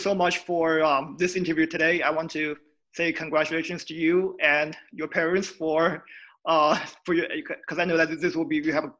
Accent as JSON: {"language": "English", "country": "China", "moved": "yes", "lives_now": "United States", "said": "I'm studying in the U.S., but I'm from China."}